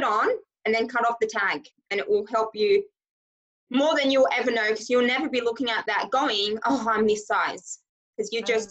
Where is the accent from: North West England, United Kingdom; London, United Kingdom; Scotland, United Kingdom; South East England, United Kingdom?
Scotland, United Kingdom; accent: Australian and Scottish mix; I'm actually originally from Scotland. So you will hear some of my words.